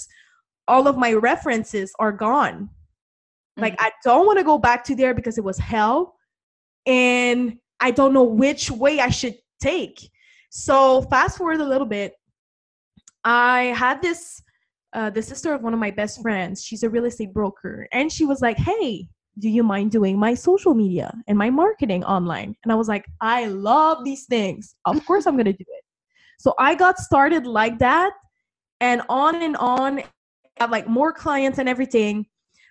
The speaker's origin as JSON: {"language": "English", "country": "Canada", "said": "I'm from Canada"}